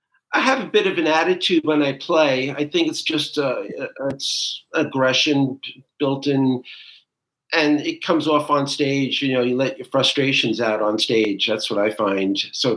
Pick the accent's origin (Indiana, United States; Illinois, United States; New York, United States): New York, United States; New York City; Brooklyn. I grew up on Flatlands and Avenue N.